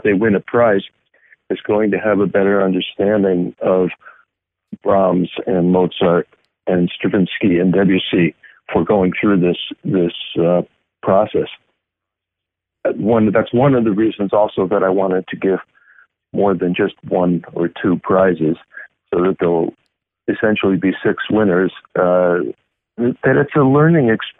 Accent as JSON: {"language": "English", "country": "United States", "said": "as an American competing in Switzerland or Germany"}